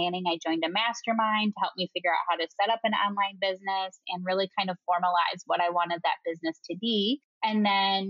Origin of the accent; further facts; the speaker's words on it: Wisconsin, United States; accent: Wisconsin; moved away as an adult; also born or lived in Madison, Wisconsin / Chicago; now in Colorado, United States; I have a really nice, strong Wisconsin accent. So I'm originally from the Midwest